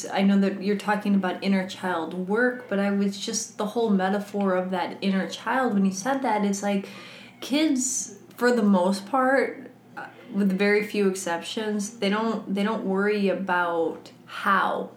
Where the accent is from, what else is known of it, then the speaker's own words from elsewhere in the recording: Midwest, United States; now in Los Angeles, United States; I'm from the Midwest